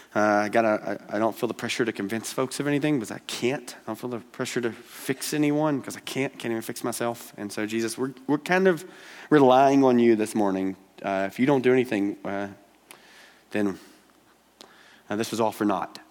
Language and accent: English; Georgia, United States; now in Billings, United States; I'm from Georgia. Uh, that's where this uh, draw is from